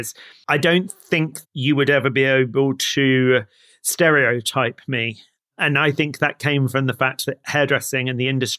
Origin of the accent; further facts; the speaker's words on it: Somerset, South West England, United Kingdom; also born or lived in London; I was born in London, in East London, but I was brought up down in Somerset